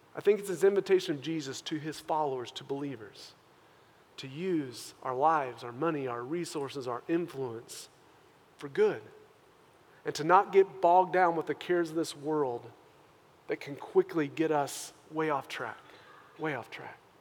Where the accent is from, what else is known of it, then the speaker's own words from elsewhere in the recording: United States; us as Christian American believers